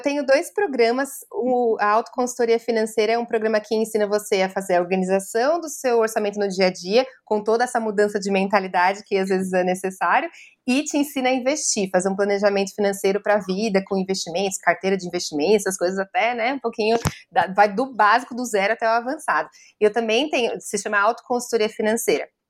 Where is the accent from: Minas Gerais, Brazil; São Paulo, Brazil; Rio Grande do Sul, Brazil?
São Paulo, Brazil; eu também sou do centro de São Paulo, aqui a gente tem um monte de morador de rua